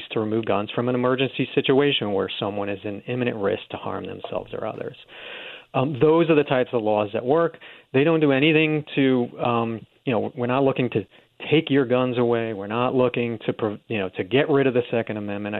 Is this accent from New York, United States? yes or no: yes; New York City, New York, United States; moved away; I grew up in New York City